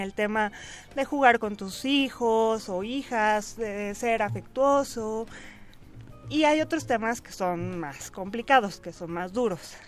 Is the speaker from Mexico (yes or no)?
yes; Mexico